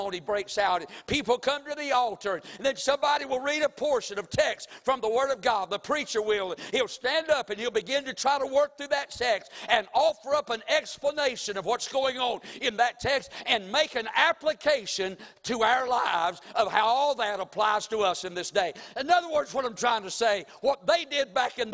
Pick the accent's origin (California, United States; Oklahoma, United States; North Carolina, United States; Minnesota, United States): North Carolina, United States; Mount Airy; now in Winston-Salem, United States; Now, my hometown is Mount Airy, North Carolina. I was born there in the hospital, and I was raised up in Mount Airy, North Carolina, for for 24 years of my life